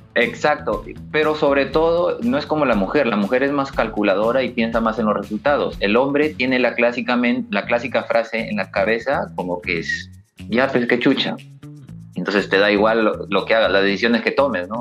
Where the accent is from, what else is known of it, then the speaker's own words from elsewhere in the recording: Laredo, La Libertad, Peru; natural de Laredo, la ciudad dulce, siempre lo voy a mencionar porque orgulloso de mi ciudad, de mi pueblito